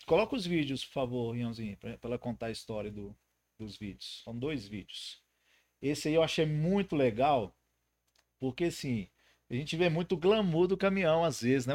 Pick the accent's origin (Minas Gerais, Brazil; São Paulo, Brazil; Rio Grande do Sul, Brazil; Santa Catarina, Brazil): Minas Gerais, Brazil; north of; eu sou do norte de Minas